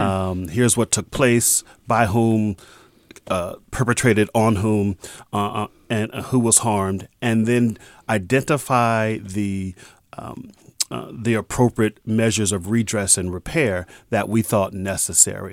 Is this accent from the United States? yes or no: yes; San Francisco, California, United States; I'm a native of San Franciscan